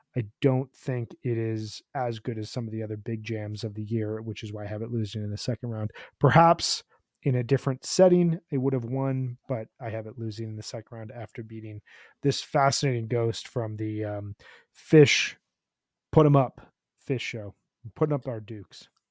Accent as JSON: {"language": "English", "town": "Chicago", "region": "Illinois", "country": "United States", "said": "I'm from Chicago"}